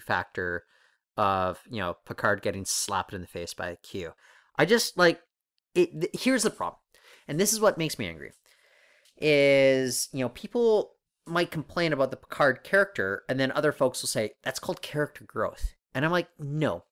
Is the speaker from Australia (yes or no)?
no; Canada; also born or lived in Toronto; we're Canadian.